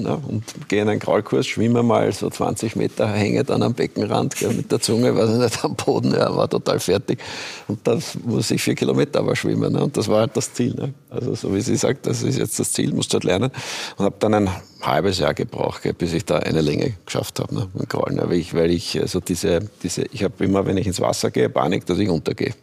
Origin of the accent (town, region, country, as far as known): Austria